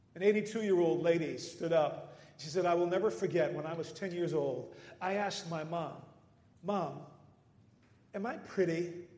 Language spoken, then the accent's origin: English; Netherlands; moved away; growing up in the Netherlands